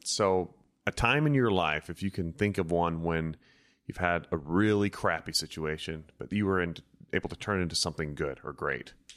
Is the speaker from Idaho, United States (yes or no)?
yes; Idaho, United States; I grew up in Idaho with just the three channels